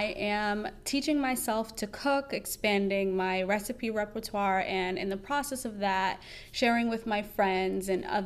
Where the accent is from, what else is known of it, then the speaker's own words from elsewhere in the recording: New York City, New York, United States; moved away as an adult; also born or lived in North Carolina; now in Washington, D.C., United States; my teen and early adult years in New York City